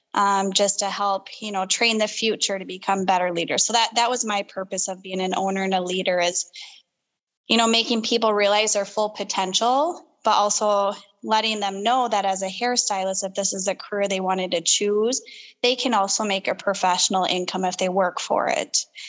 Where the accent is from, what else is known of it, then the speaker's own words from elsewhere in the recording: Rochester, Minnesota, United States; also born or lived in Waconia, Minnesota; I'm originally from Rochester, uh, born and raised there. Well, I was born in Waconia, but um, Rochester is my home city. We moved there when I was very little